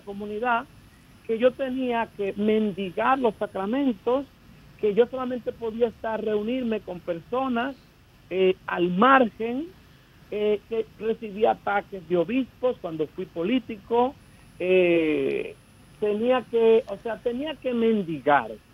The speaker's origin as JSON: {"language": "Spanish", "country": "Dominican Republic", "moved": "yes", "lives_now": "United States", "said": "yo llegué aquí, claro, fuera de Dominicana"}